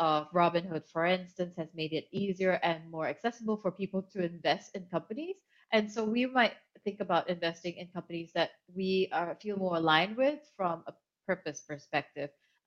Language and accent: English; Kuala Lumpur, Malaysia; moved away as an adult; also born or lived in Hong Kong; I grew up in Kuala Lumpur, Malaysia, and I've lived in 8 different countries